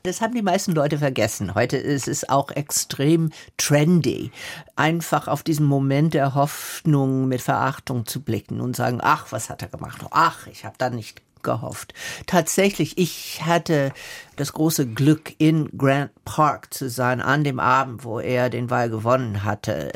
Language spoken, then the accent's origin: German; the South of the USA, Southern United States, United States; German is a second language; moved away; ich bin Mitte in der Bürgerrechtsbewegung im Süden der USA groß geworden